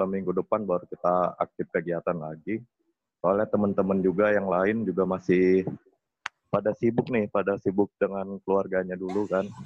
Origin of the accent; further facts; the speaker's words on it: Medan, North Sumatra, Indonesia; saya dari Kain Medan.